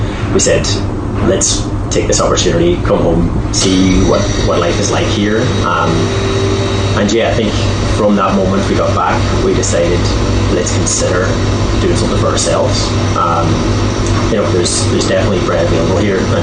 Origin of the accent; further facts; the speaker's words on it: Creeslough, County Donegal, Ireland; moved away as an adult; also born or lived in Galway / Dublin / Melbourne, Australia; I grew up in Chrysler. And I suppose introduced Letterkenny via St. Junan's, that's where I went to school